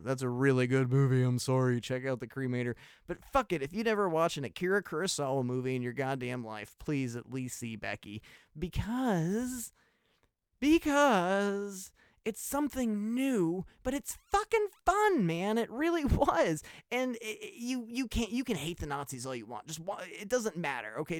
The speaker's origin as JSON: {"language": "English", "country": "United States", "said": "I'm an American"}